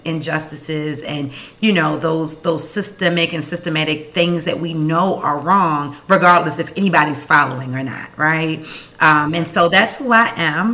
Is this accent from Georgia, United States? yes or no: no; Baltimore, Maryland, United States; born and raised in West Baltimore